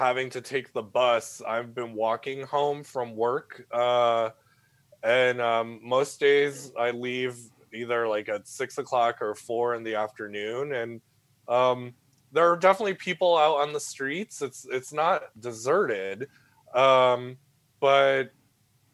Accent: New England, United States; now in San Francisco, United States; I'm initially from New England

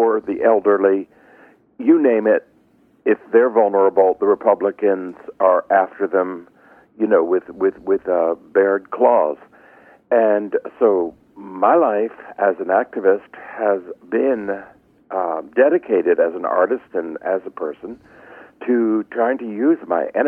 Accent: Philadelphia, Pennsylvania, United States; I come from Philadelphia and was raised a Quaker

